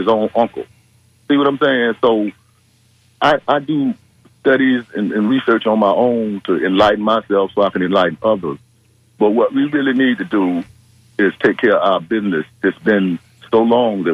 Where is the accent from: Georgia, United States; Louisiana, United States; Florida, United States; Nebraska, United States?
Florida, United States; Tampa; I grew up in East Tampa, 34th Street, Hillsborough